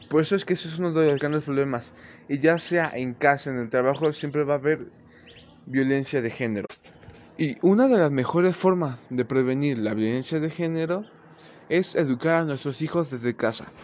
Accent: Mexico; como sabemos, en, en nuestros antecedentes como sociedad mexicana hemos sido muy machistas

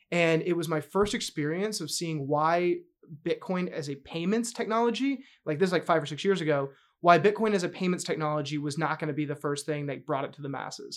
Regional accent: North Carolina, United States; moved away; also born or lived in New York; born and raised in North Carolina.

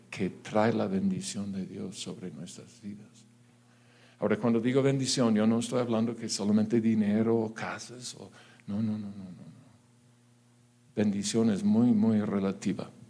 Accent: Mexico; atención. Claro que sí. ¿En dónde no? ¿En dónde no? O sea, en mi país hay mucha bendición.

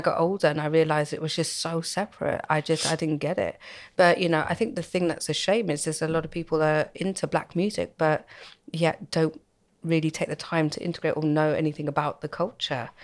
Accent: United Kingdom; I was born and brought up in Halston

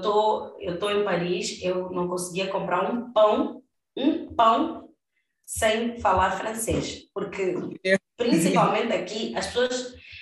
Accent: Mozambique; also born or lived in Brazil

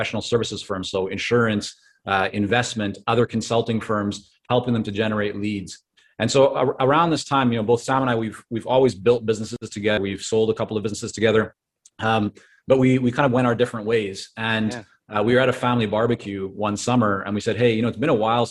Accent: Vancouver, British Columbia, Canada; English is a second language; also born or lived in Toronto, Canada / Israel; I was born in Toronto, and at 2 years of age, my parents took my sister and I and moved us over to Israel. And so I grew up in Israel for about 4.5 years, came back to Canada, but this time to Vancouver

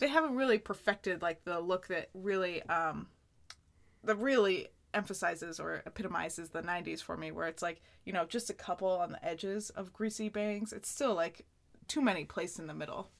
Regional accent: Plattsburgh, New York, United States; moved away; in Plattsburgh, my hometown

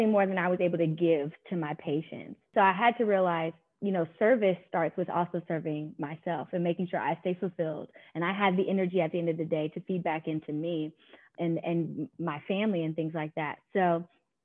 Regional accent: Durham, North Carolina, United States; I'm born and raised in Durham.

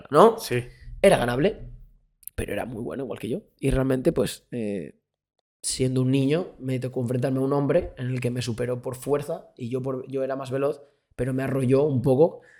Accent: Spain; Luego gritando yo soy español, español, todo el mundo gritando

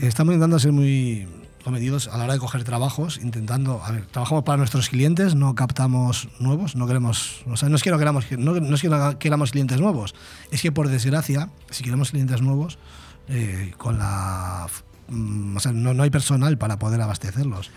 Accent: Vigo, Galicia, Spain; moved away as an adult; now in Benidorm, Spain; soy de Vigo, nacido en Vigo, pero con 18 años me vine a Benidorm y resido en Benidorm desde los 18

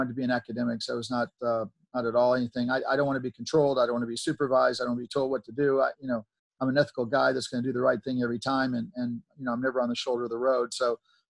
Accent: Mississippi, United States; moved away; also born or lived in Laurel, Mississippi; I came from Mississippi, which is probably the poorest, most least educated state

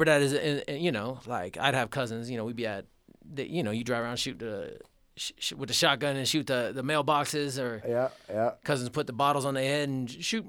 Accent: Denver, Colorado, United States; also born or lived in Texas; because I'm from Colorado.

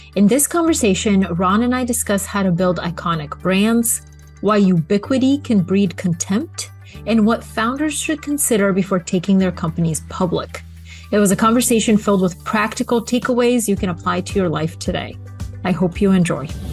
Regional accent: Bulgaria; moved away; also born or lived in Atlanta, United States; I grew up in Bulgaria and McDonald's was this like American phenomenon. I had my birthday there

